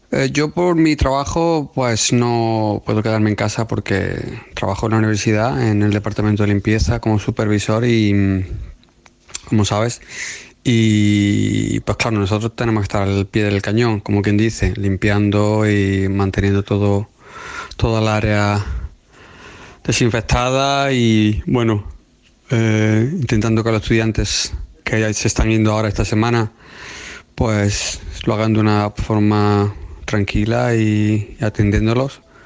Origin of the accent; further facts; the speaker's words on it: Spain; now in United Kingdom; Yo como español